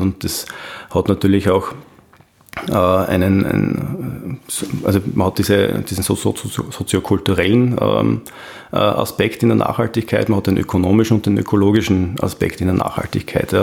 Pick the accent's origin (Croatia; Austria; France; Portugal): Austria; bei uns in Österreich